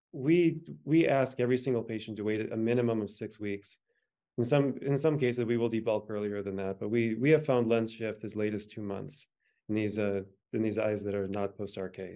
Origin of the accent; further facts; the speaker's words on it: the Dakotas, United States; I was born in the Dakotas